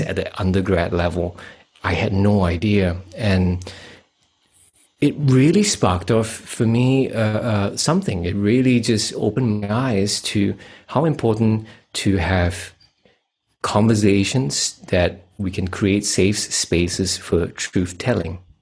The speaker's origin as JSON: {"language": "English", "country": "Singapore", "moved": "as an adult", "lives_now": "Western Australia, Australia", "said": "I come from Singapore. I'm a Asian Chinese. I uh, got out of there about 2010, and I'm now living in Western Australia"}